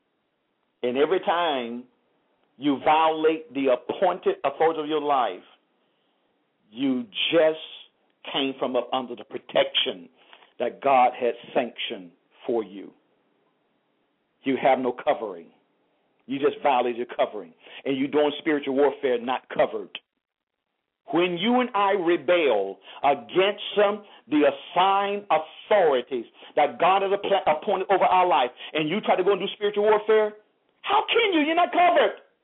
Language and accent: English; United States; I'm proud to be an African American.